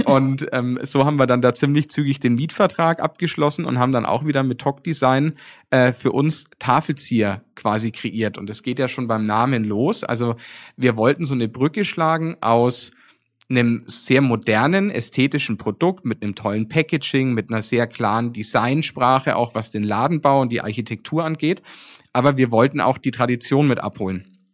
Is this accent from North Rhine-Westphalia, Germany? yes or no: no; Nuremberg, Bavaria, Germany; also born or lived in Paris; hier in meiner Heimat in Nürnberg